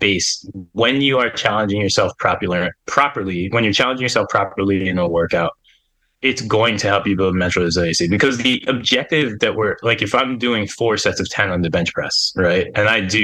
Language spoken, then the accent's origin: English; Pennsylvania, United States; I grew up in Pennsylvania